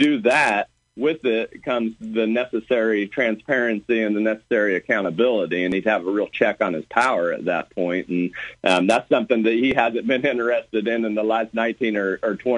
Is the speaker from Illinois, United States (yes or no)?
yes; Beecher City, Illinois, United States; Beecher City is my hometown here